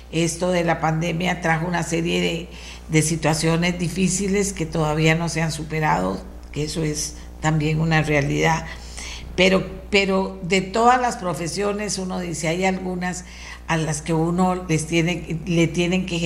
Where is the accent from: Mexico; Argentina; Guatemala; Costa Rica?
Costa Rica